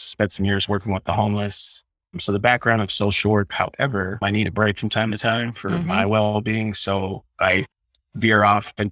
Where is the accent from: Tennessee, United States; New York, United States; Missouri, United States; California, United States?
California, United States; Southern; moved away as an adult; I grew up in Southern California